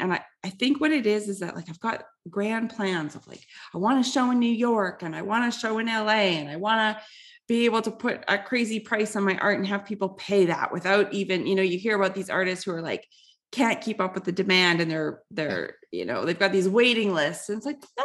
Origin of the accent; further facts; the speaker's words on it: Canada; being Canadian and a woman